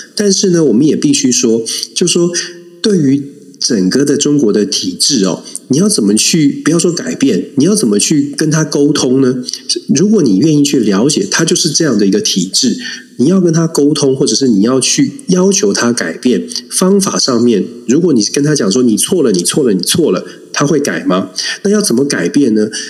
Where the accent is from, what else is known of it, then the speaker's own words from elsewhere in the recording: Taiwan; 我们在台湾长大